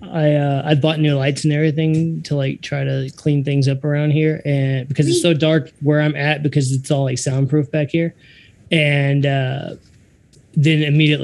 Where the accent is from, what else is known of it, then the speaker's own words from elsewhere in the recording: Texas, United States; I'm born and raised in Texas